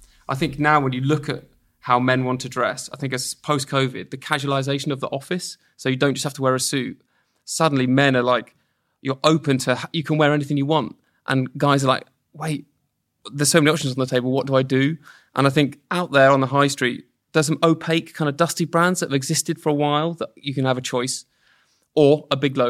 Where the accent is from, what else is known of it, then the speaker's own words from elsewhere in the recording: Portsmouth, South East England, United Kingdom; I grew up in Portsmouth, so you know it's a bit better.